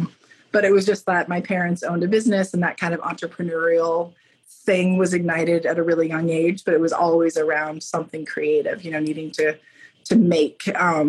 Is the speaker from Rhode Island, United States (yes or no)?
no; Alaska, United States; born there; also born or lived in Germany; you spent a lot of time in Germany. I was born in Alaska.